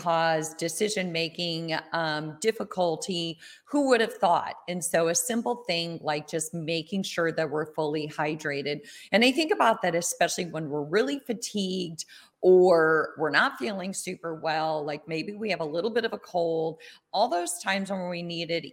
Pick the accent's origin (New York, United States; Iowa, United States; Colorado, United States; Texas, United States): Iowa, United States; I grew up in Iowa